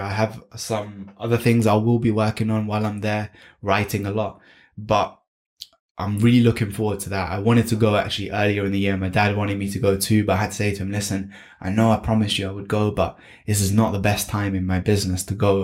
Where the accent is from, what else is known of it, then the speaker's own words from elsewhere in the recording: United Kingdom; I was born and brought up in the UK, and that's why I have this beautiful accent